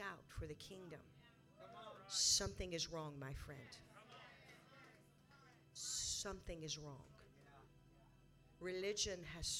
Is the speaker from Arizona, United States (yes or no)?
yes; Arizona, United States; And I am from Arizona, and I am here with you in Texas.